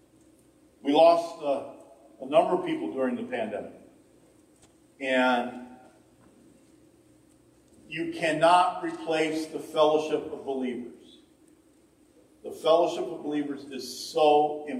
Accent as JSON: {"language": "English", "region": "Ohio", "country": "United States", "said": "I'm from Ohio"}